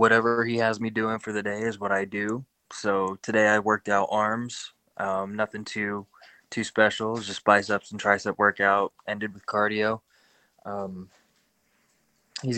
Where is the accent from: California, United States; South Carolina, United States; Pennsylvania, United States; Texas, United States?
Texas, United States; Amarillo; now in Florida, United States; I'm from Amarillo, Texas